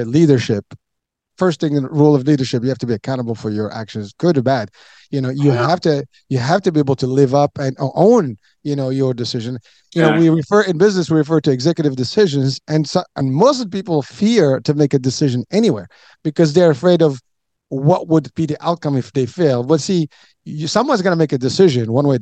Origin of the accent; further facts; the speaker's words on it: Morocco; moved away; I'm from Morocco